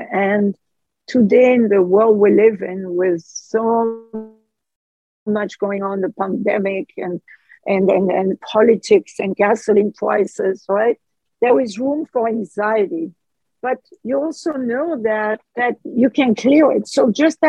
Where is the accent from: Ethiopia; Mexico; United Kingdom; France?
France; accent: French; English is a second language; my French accent